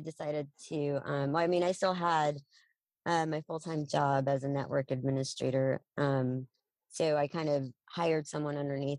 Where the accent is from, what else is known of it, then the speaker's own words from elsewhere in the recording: Odessa, Texas, United States; now in Dallas, United States; I'm from West Texas. Yeah. I was born and raised in Odessa. Came up to Dallas over half my life ago.